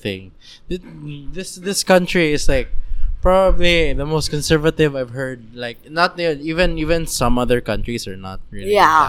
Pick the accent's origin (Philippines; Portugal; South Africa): Philippines; it's part of being a Filipino